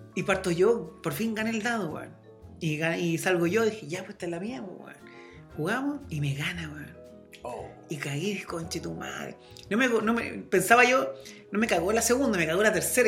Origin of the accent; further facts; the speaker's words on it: La Serena, Coquimbo, Chile; somos de Serena y no somos de Santiago